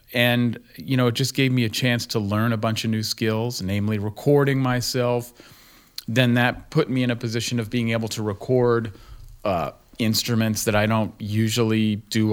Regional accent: Berkeley, California, United States; also born or lived in Rhode Island / New York / New Jersey; now in Greensboro, United States; I grew up in Berkeley

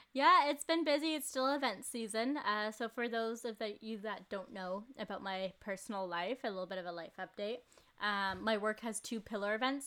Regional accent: Port Moody, British Columbia, Canada; I'm from Port Moody.

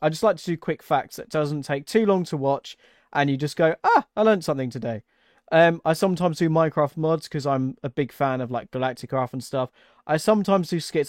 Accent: England, United Kingdom; where I'm English

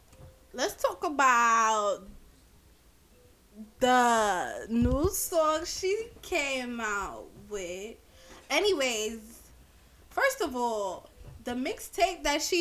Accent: Jamaica; I'm Jamaican

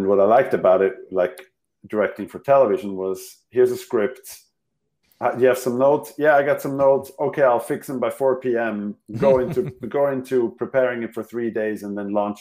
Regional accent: Switzerland; English is a second language; moved away; my mother tongue clearly is not English

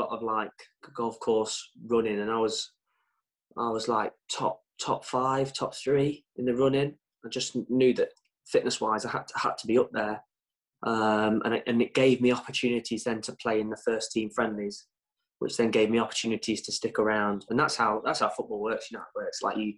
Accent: Burton upon Trent, West Midlands, United Kingdom; I'm from Burton, playing for Burton

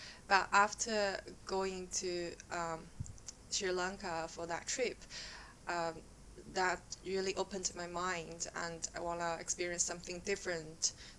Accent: China; accent: Chinese; English is a second language; moved away as an adult; also born or lived in Australia; now in United Kingdom; I was born and raised in China and I've been living and working in UK for 3 years, 3.5 years now.

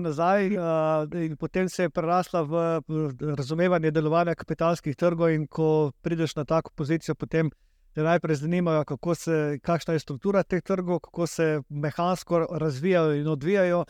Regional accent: Slovenia

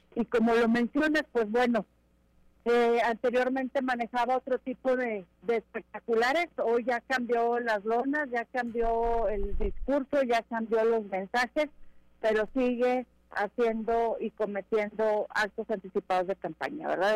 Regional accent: Mexico; Primero somos mexicanos

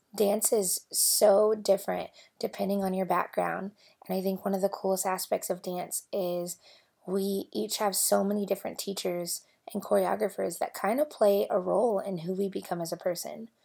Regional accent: Louisville, Kentucky, United States; moved away as an adult; now in Bentonville, United States; I grew up in Louisville, Kentucky

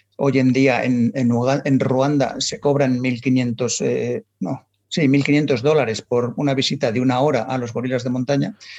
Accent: Madrid, Community of Madrid, Spain; nací en Madrid, en, en, la más dentro de la M30, en lo cual un ambiente súper urbanita

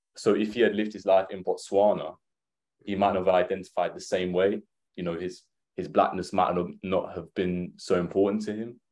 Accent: Essex, East of England, United Kingdom; growing up in Essex

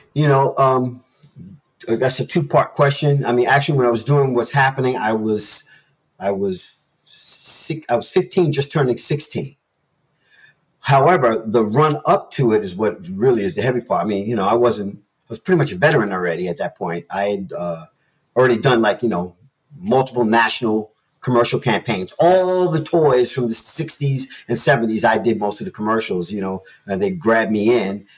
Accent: New York City, New York, United States; moved away; I'm from New York. You know, I'm a teenager out of New York City

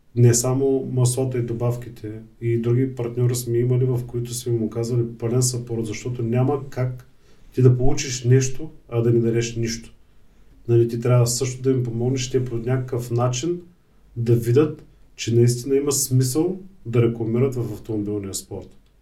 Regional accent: Bulgaria; ние сме българи

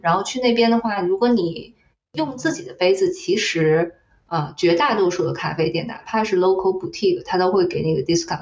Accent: China; moved away as an adult; also born or lived in California, United States; now in United States; 我作为一个中国人

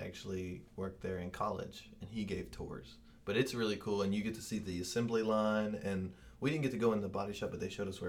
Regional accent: Kentucky, United States; now in Knoxville, United States; I'm from Kentucky

